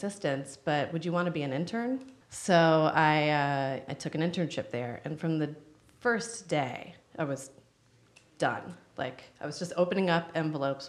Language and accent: English; North Carolina, United States; moved away; also born or lived in New York; I'm from North Carolina and grew up there and always wanted to move to New York